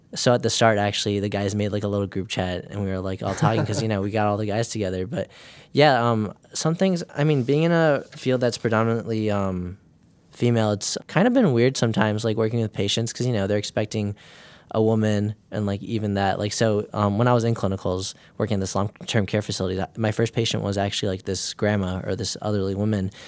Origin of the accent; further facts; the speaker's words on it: Mundelein, Illinois, United States; I'm from Mundelein, Illinois.